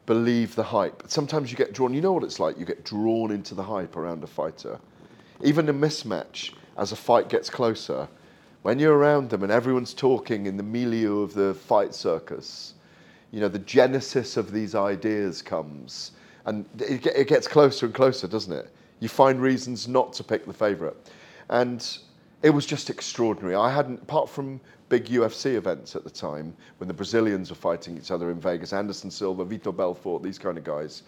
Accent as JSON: {"language": "English", "area": "Welsh", "region": "Wales", "country": "United Kingdom"}